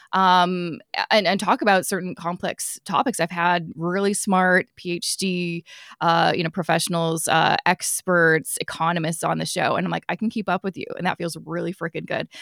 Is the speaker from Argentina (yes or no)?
no; Vancouver, British Columbia, Canada; I'm originally from Vancouver